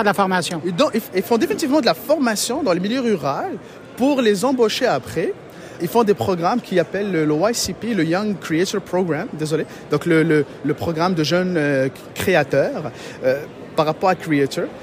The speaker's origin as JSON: {"language": "French", "country": "Morocco", "also_born_or_lived": "Matane, Quebec, Canada", "moved": "yes", "lives_now": "Quebec, Canada", "said": "Moi, je suis d'origine du Maroc"}